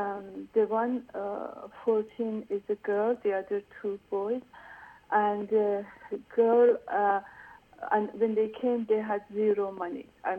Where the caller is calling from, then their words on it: United States; Hi. I am calling from America.